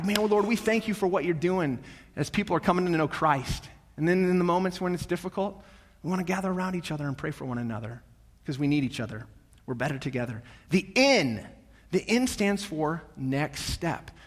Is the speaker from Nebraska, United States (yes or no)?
yes; North Platte, Nebraska, United States; growing up in North Platte, I'm the oldest of, there's three of us, three boys